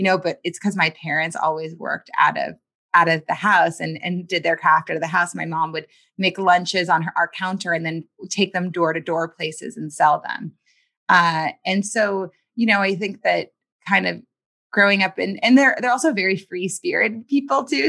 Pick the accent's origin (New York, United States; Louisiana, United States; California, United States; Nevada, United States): Louisiana, United States; New Orleans; I was born in New Orleans, Louisiana